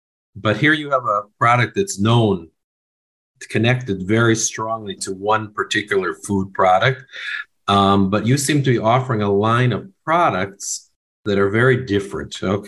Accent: United States; I grew up, of course, in the United States. That's obvious from my accent.

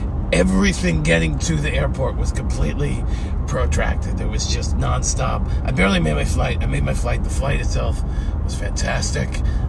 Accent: New York City, New York, United States; I came from Brooklyn. Both of my parents are Brooklynites. I grew up in Brooklyn.

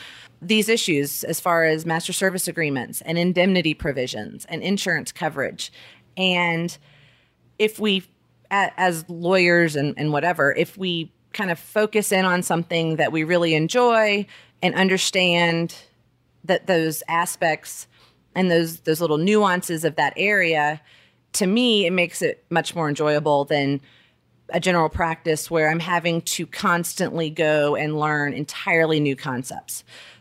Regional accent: Alabama, United States; also born or lived in South Florida / Southern California; I was born in Alabama. I moved all over. We lived in South Florida, Southern California, moved back to Alabama for middle school and high school.

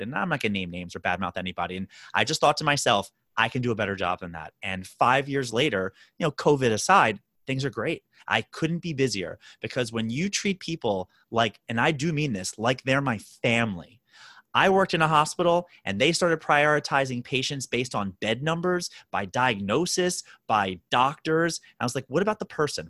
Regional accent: Baltimore, Maryland, United States; moved away as an adult; now in New York City, United States; born and raised in Baltimore, Maryland, did all my schooling there

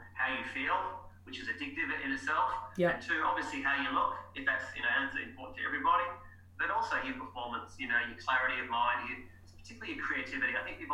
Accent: Cairns, Queensland, Australia; my hometown, because we've had no sports psychology in Cairns ever, up in far north Queensland

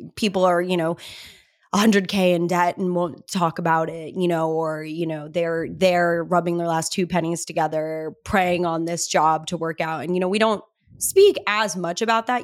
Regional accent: Cedar Crest, New Mexico, United States; moved away as an adult; now in Los Angeles, United States; I'm actually not even from Albuquerque. I'm from Cedarcrest. Seven thousand people live in Cedarcrest

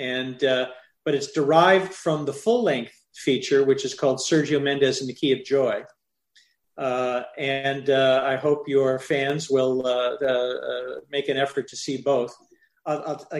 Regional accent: Midwest, United States; When I was a kid growing up in the Midwest

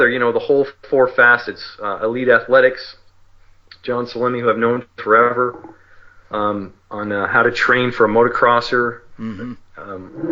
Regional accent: New Jersey, United States; moved away; also born or lived in California; I grew up in New Jersey, so I raced at Raceway Park

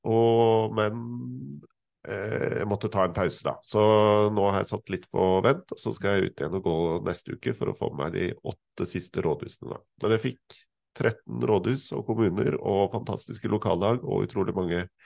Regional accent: Fagernes, Innlandet, Norway; now in Sofiemyr, Norway; Jeg bor på Sofiemyr, like ved Kolbotn i Nordre Follo kommune. Opprinnelig er jeg fra Fagernes i Valdres.

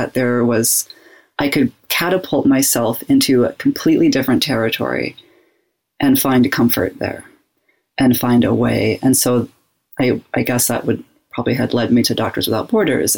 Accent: Spokane, Washington, United States; moved away as an adult; also born or lived in Sierra Leone; I grew up in Spokane, Washington, which is a very white community, and I had a white family

